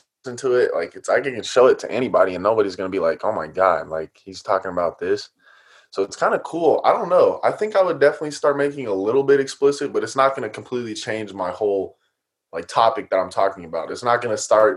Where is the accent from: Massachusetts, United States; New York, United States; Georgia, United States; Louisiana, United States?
Georgia, United States; Atlanta; we grew up in Atlanta